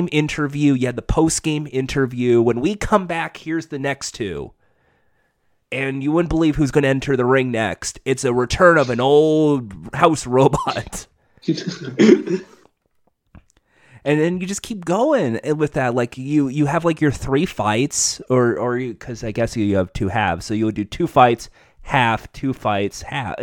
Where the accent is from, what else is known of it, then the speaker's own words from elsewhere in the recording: United States; I'm an American